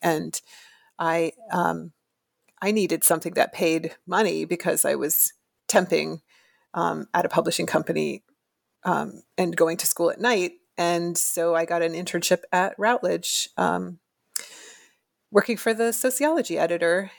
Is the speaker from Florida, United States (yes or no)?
yes; Florida, United States; moved away as an adult; I am from Florida originally, and I went to the University of Florida